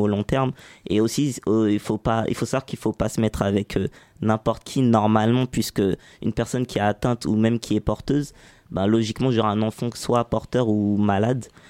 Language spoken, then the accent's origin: French; Saint-Ouen, Île-de-France, France; grandi à Saint-Ouen, pas loin d'ici.